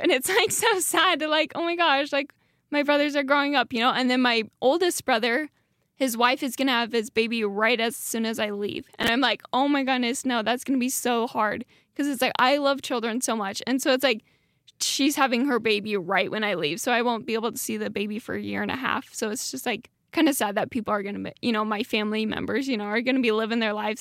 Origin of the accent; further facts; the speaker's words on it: Dietrich, Idaho, United States; now in Rexburg, United States; I'm from a small town. It's called Dietrich, Idaho